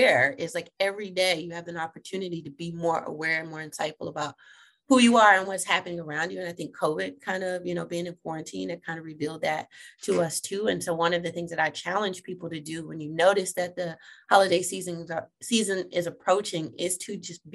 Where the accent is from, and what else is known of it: Texas, United States; now in Ohio, United States